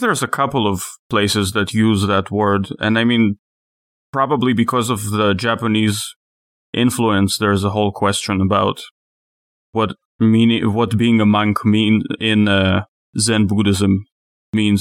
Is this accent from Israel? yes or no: yes; Israel; moved away; I'm from Israel